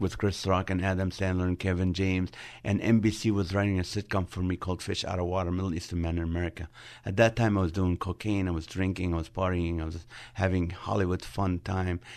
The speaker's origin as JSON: {"language": "English", "town": "Nazareth", "region": "Northern District", "country": "Israel", "tie": "born or raised there", "also_born_or_lived": "Middle East", "moved": "yes", "said": "I was born in the city of Nazareth in Israel"}